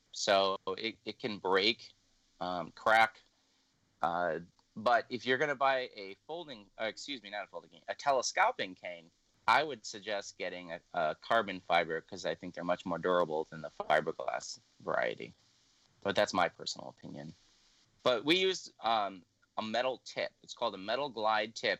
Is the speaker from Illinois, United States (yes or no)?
yes; Illinois, United States; moved away as an adult; also born or lived in Louisiana; now in Minnesota, United States; I'm originally from Illinois. I moved here in 2009, but I didn't go directly from Illinois to Minnesota